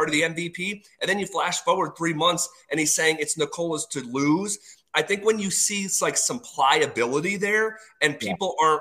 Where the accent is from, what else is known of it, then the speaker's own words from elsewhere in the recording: East Coast, United States; moved away as an adult; now in Denver, United States; I grew up on the East Coast. I moved here 5 years ago